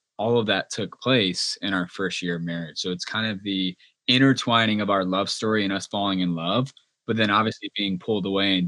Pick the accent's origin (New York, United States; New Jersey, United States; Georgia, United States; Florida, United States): Georgia, United States; moved away as an adult; I'm a good old Georgia boy, born and raised in Georgia